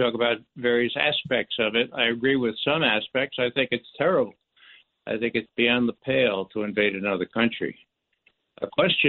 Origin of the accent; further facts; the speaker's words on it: New York City, New York, United States; I'm from the Bronx.